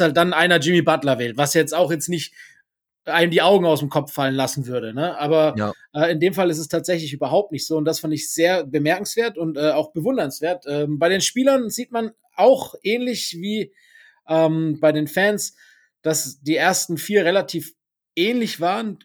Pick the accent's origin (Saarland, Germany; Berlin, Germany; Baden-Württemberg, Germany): Baden-Württemberg, Germany; Breisgau; also born or lived in Stuttgart; ich habe äh, ungefähr, ja nicht ganz die Hälfte, aber gut ein Drittel meines Lebens im, im südbadischen, im Breisgau verbracht